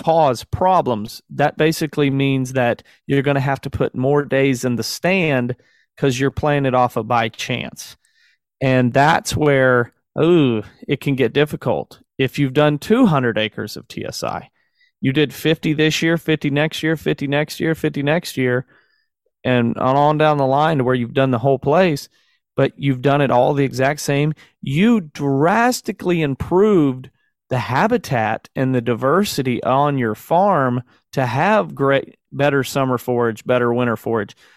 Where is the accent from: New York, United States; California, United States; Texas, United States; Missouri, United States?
Missouri, United States; Southern; I'm a brother from the South. I'll claim to be from the South for sure, in, in Southern Missouri.